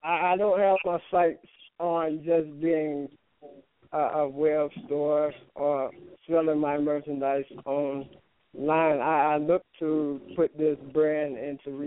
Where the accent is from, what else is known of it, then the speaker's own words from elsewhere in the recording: Enterprise, Alabama, United States; moved away; I grew up in Enterprise, Alabama, so it consisted of everything being small